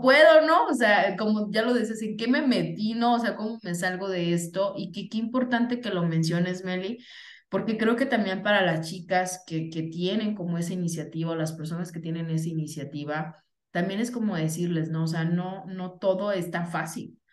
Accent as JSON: {"language": "Spanish", "town": "Venustiano Carranza", "region": "Michoacán", "country": "Mexico", "tie": "born or raised there", "moved": "yes", "said": "mi acta de nacimiento, déjenme les digo, sí, mis primeros años son de Venustiano Carranza, Michoacán"}